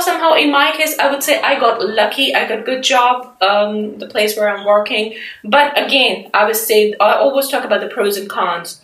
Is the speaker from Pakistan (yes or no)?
yes; Pakistan; moved away as an adult; now in United Kingdom; I'm from Pakistan